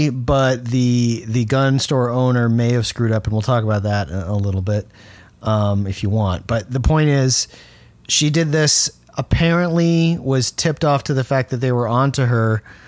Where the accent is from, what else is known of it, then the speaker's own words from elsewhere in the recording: Miami, Florida, United States; now in Colorado, United States; Miami, my hometown